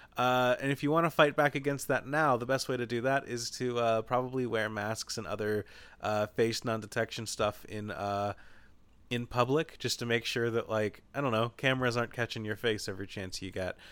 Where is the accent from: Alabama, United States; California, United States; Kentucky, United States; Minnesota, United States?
Kentucky, United States; so I grew up in Kentucky in an area where just, like, deer hit cars all the time